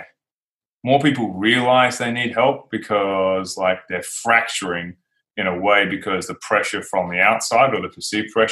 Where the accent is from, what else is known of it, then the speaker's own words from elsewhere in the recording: Australia; my home country, Australia.